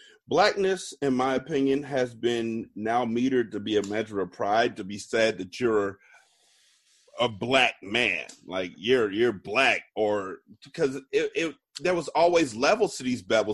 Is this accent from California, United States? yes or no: yes; California, United States; I'm from Cali